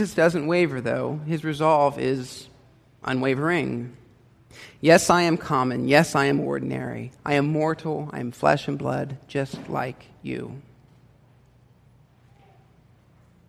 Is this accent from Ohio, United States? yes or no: yes; Hilliard, Ohio, United States; I grew up in Hilliard, Ohio